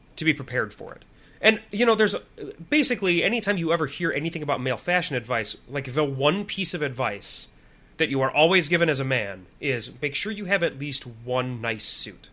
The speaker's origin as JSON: {"language": "English", "region": "Illinois", "country": "United States", "tie": "born or raised there", "moved": "yes", "lives_now": "Minnesota, United States", "said": "in Illinois where we grew up."}